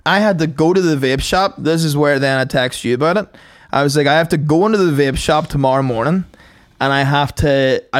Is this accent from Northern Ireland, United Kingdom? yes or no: yes; County Tyrone, Northern Ireland, United Kingdom; I'm from Tyrone, like County Tyrone.